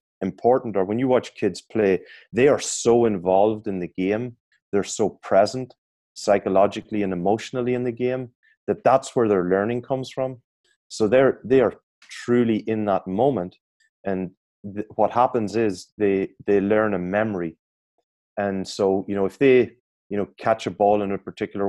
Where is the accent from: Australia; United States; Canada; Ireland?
Ireland; I'm an Irish guy.